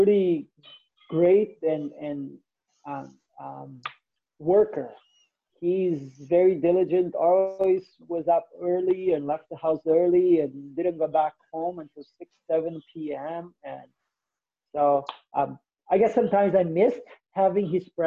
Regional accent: Brazil; moved away as an adult; also born or lived in Vancouver, Canada; now in Lethbridge, Canada; I am from Brazil originally

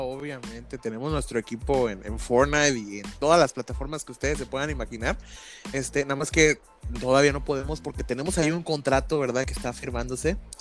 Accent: Mexico; somos mexicanos y nosotros siempre tenemos que hablar en doble sentido

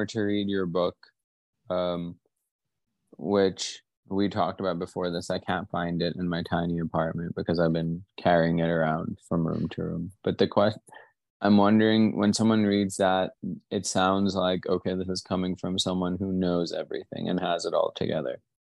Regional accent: Pakistan; I'm Pakistani

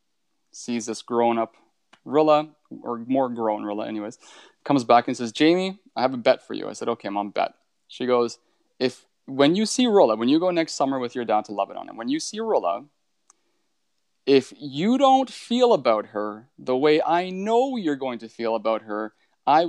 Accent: Northern Ontario, Canada; I grew up in Northern Ontario

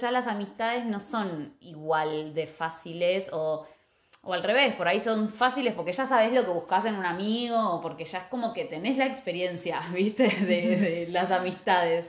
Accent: Argentina

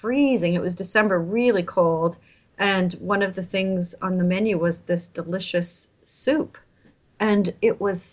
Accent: Toronto, Ontario, Canada; now in Rome, Italy; I'm from Toronto

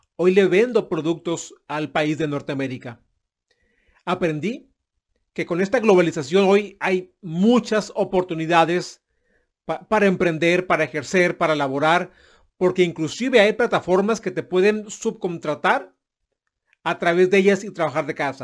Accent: Mexico; mi país de origen, que es México

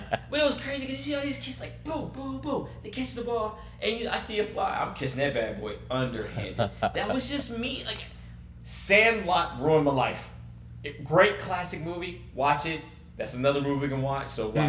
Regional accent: North Carolina, United States; Or Atlanta Braves, mainly because I'm from North Carolina

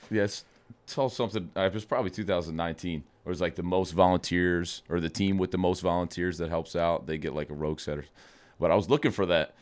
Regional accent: outside of Philadelphia, Pennsylvania, United States; I grew up outside of Philadelphia

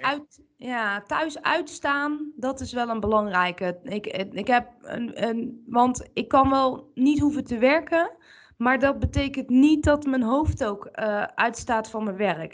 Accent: Bergen op Zoom, North Brabant, Netherlands; ik kom uit Bergen op Zoom

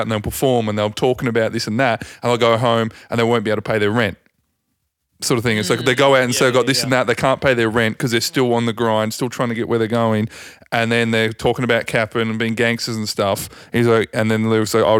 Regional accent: Tasmania, Australia; I'm from Tasmania.

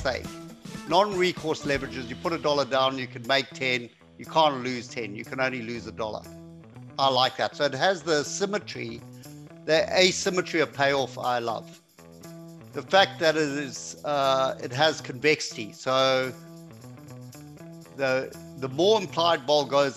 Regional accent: Zimbabwe; Zimbabwean, which is close enough. Yeah, so okay. Southern Africa. Yeah, I was born and raised in Zimbabwe.

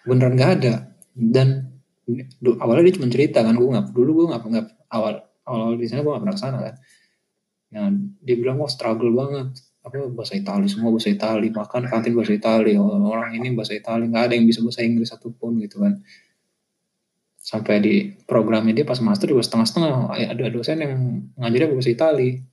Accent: Jakarta, Indonesia; first language Indonesian; moved away as an adult; gue dari kecil main sama orang ya teman-teman gue semua orang Betawi

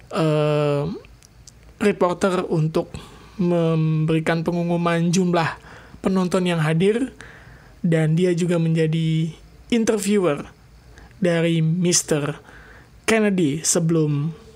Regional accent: Indonesia; gue dari Cibubur

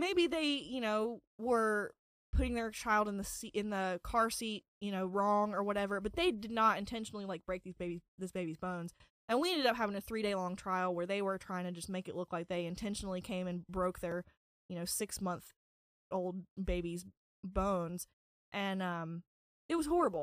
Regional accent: Galax, Virginia, United States; I was born on December second, nineteen ninety in Galax, Virginia

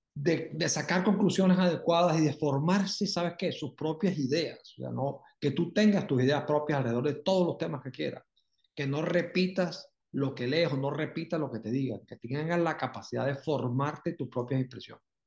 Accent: Barranquilla, Atlántico, Colombia; yo nací en Barranquilla, me crié en Barranquilla

